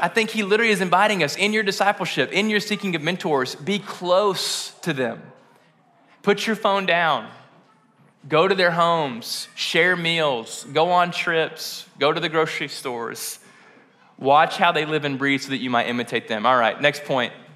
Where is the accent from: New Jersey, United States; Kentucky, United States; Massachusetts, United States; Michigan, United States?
Kentucky, United States; West; I'm from West Kentucky